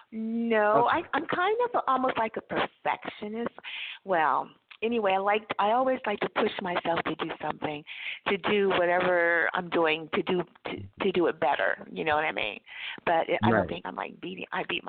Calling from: California, United States

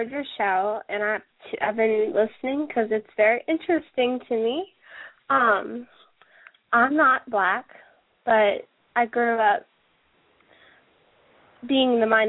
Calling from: Cincinnati, Ohio, United States; I was in the chat room, and I'm calling from Cincinnati.

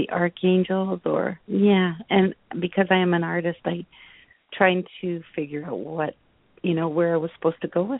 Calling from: Canada; I'm calling from Canada.

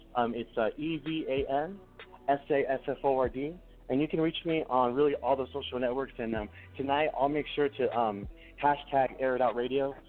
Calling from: New Mexico, United States; I'm calling from New Mexico on the whole other side of the country.

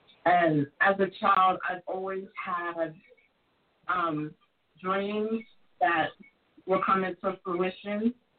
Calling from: Los Angeles, California, United States; Los Angeles.

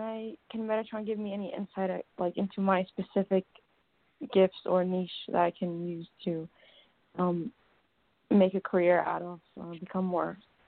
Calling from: Columbus, Ohio, United States; I'm calling from Columbus, Ohio.

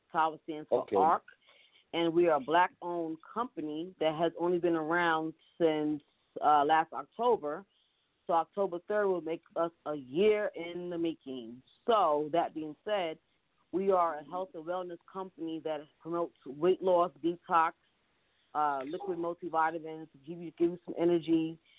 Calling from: New York City, New York, United States; I am calling from New York City, Harlem, New York.

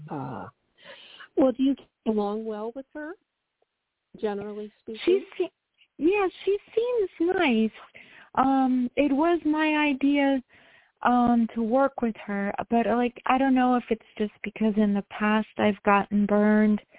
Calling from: New York, United States; I'm calling from New York.

